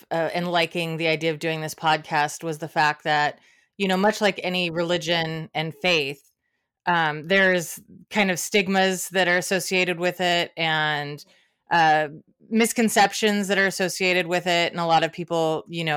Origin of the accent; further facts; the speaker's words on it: Portland, Oregon, United States; I'm from Portland, Oregon